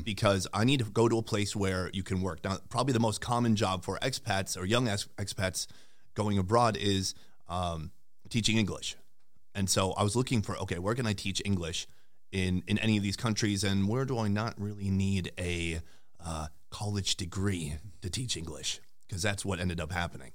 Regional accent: St. Cloud, Minnesota, United States; moved away as an adult; also born or lived in Sauk Rapids, Minnesota / South Korea / Vietnam; I'm from Saint Cloud originally. I went to school in Sauk Rapids

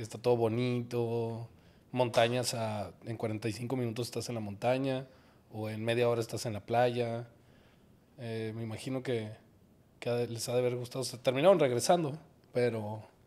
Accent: Guadalajara, Jalisco, Mexico; yo crecí en Guadalajara

